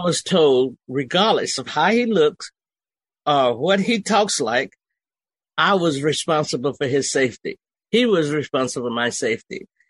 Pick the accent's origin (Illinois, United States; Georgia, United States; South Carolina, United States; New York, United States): Georgia, United States; Okefenokee Swamp; moved away as an adult; also born or lived in Germany; I was raised in Okefenokee Swamp